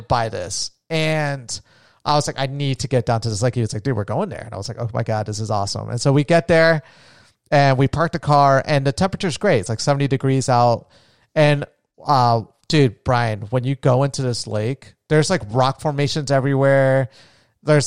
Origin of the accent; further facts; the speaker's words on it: Florida, United States; moved away; also born or lived in Nevada; where we grew up in Florida